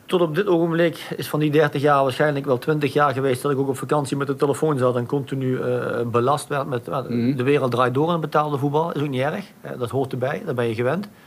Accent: Maastricht, Limburg, Netherlands; Ik ben echt Maastrichtenaar. Ik ben trots op de stad. Ik ben trots erop om Maastrichtenaar te zijn.

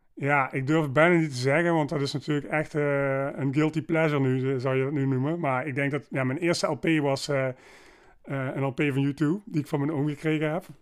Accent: Maastricht, Limburg, Netherlands; In Maastricht. Ehm, ben hier geboren en getogen

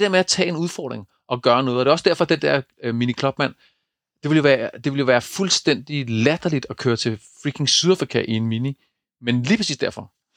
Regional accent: East Jutland, Central Denmark Region, Denmark; hvor jeg kommer fra over på, på Østjylland øh, i Køge

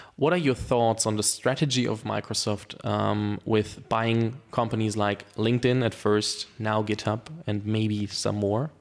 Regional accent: Germany; English is a second language; I'm from Germany and I went through the German, uh, school system

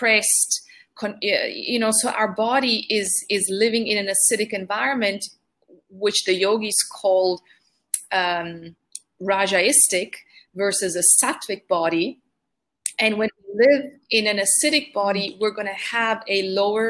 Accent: Italy; I grew up in Italy

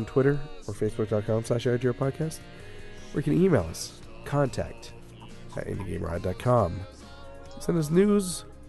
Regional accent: United States; We're American

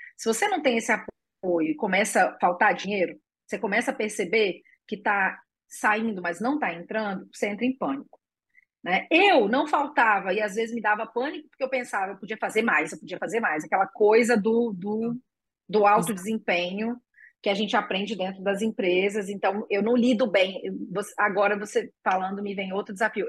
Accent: Espírito Santo, Brazil; moved away; also born or lived in Porto Seguro / Porto Alegre; eu sou capixaba e eu morava em Porto Seguro antes, depois eu morei em Porto Alegre

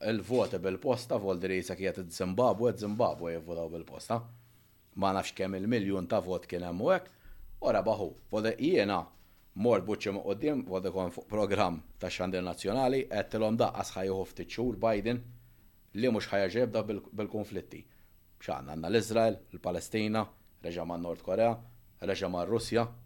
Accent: Malta; konna nsifru aħna l-Maltin

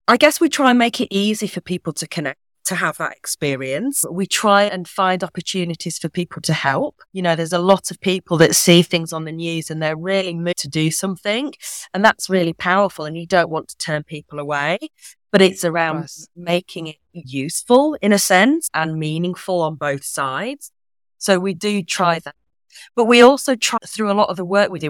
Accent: Yorkshire and the Humber, United Kingdom; now in Manchester, United Kingdom; I'm from Yorkshire

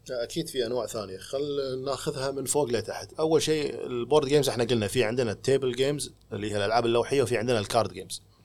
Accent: Kuwait; المهم ردينا الكويت

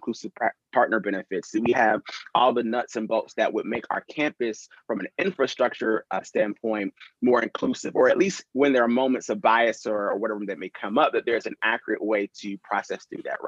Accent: North Carolina, United States; moved away as an adult; also born or lived in Tampa; I love growing up in North Carolina

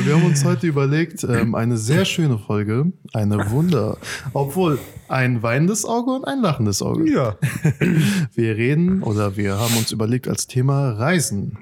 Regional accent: Afghanistan; now in Germany; mein Herkunftsland ist unter den letzten Top 5 in der Welt

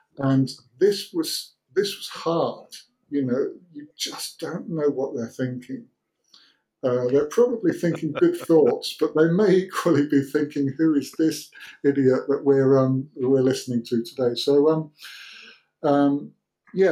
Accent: United Kingdom; moved away as an adult; now in Helsinki, Finland; growing up in Britain

